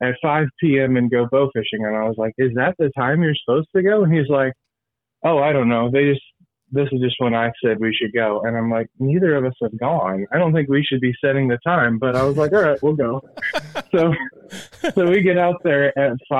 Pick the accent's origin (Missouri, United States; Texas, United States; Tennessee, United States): Missouri, United States; I've been born and raised in Missouri my whole life